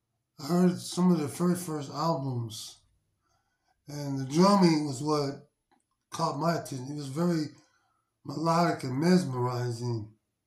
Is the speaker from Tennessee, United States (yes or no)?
no; Hawaii, United States; I'm a military brat or ex-military brat. I grew up in Hawaii. I learned to play congas in Hawaii in the beaches in Waikiki.